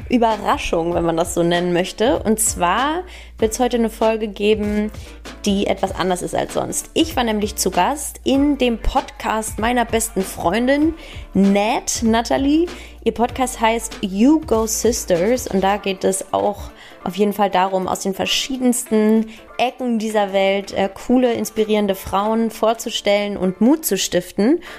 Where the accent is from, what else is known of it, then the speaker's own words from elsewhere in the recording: Hamburg, Germany; born there; moved away as an adult; now in Munich, Germany; 29 Jahre, gebürtige Hamburgerin, seit zehn Jahren jetzt aber schon in München.